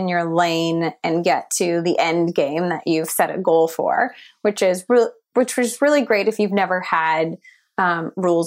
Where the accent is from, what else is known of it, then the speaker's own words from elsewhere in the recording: Ottawa, Ontario, Canada; also born or lived in Toronto; returning back to this city that is just so much more quiet